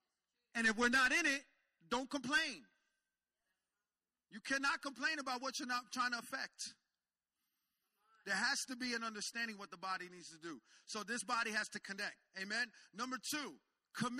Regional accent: Jersey Shore, New Jersey, United States; I'm from the Jersey Shore area, so I got a beach.

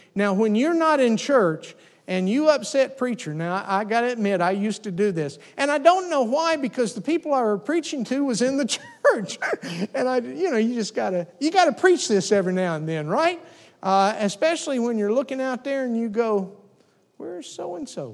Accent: the South, United States; I grew up in the South, and so we had pigs.

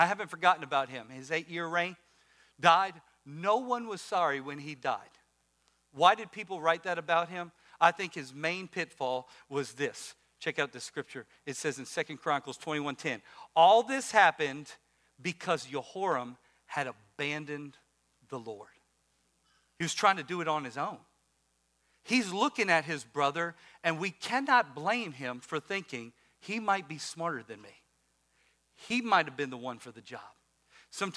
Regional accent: Louisiana, United States; now in Maryland, United States; I'm from Louisiana

